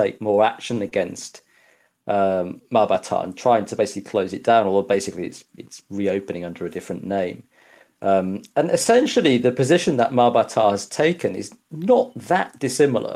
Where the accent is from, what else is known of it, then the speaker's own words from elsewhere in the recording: Yorkshire and the Humber, United Kingdom; I grew up in Yorkshire in the 80s